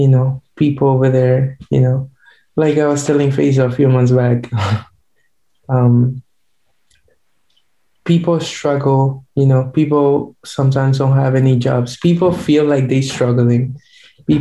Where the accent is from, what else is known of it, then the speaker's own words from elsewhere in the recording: Paraguay; first language Guarani; English is a second language; moved away as an adult; also born or lived in New York City; now in New York, United States; I was born and raised in Paraguay, and right now I'm in America studying architecture